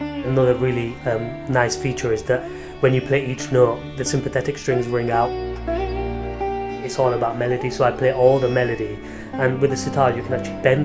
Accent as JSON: {"language": "English", "country": "United Kingdom", "tie": "born or raised there", "said": "I was born here and brought up here"}